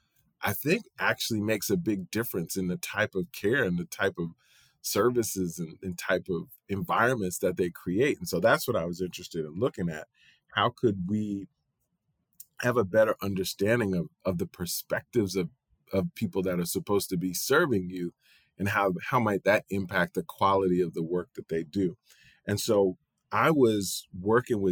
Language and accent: English; New York, United States; I'm born and raised in New York.